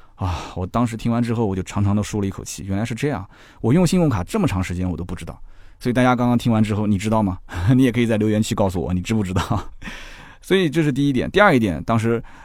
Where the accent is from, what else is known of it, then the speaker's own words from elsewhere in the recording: Nanjing, Jiangsu, China; 那我也是住在一个城乡结合部，我也不算是大城市长大的人。我到南京的市区，我还叫敬城 我还叫去南京